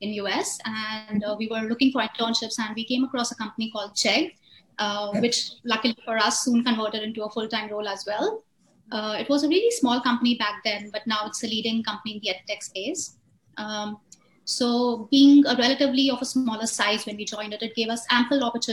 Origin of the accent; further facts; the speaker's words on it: Agra, Uttar Pradesh, India; I was basically born and brought up in Agra